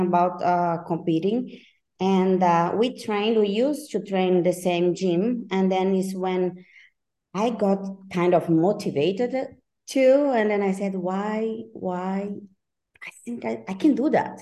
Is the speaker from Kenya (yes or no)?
no; Brazil; moved away as an adult; now in Switzerland; I live in Switzerland. I'm from Brazil, but I've been living in Switzerland for 25 years.